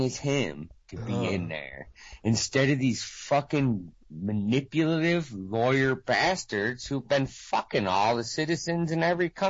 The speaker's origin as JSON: {"language": "English", "town": "Chicago", "region": "Illinois", "country": "United States", "moved": "yes", "said": "I'm from Chicago, and I'm like, we're just fast-paced. We're running and running. Nobody sits still in Chicago."}